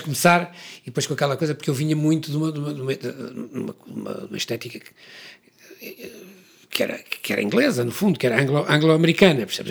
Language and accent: Portuguese; Porto, Norte, Portugal; nós viemos do Porto